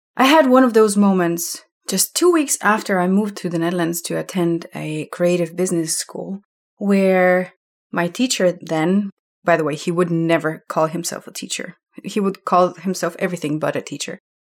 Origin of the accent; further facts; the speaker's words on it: Slovenia; moved away as an adult; also born or lived in Amsterdam; I'm from Slovenia, that used to be socialistic country before when we were still part of Yugoslavia. And all of this context of where I was growing up